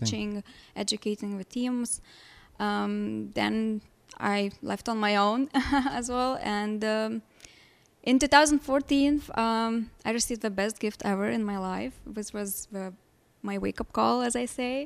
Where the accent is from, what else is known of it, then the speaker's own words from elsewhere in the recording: Lithuania; English is a second language; moved away as an adult; now in Chicago, United States; I was born and raised in Lithuania, moved here in Chicago almost ten years ago.